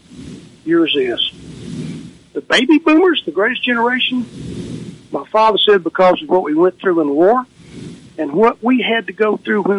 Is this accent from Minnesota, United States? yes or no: no; Raleigh-Bartlett, Tennessee, United States; the Raleigh Bartlett Star, my hometown paper